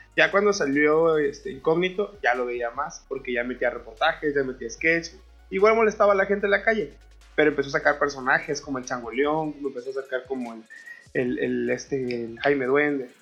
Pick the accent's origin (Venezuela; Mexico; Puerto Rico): Mexico; somos los mexicanos, nos reímos de la tragedia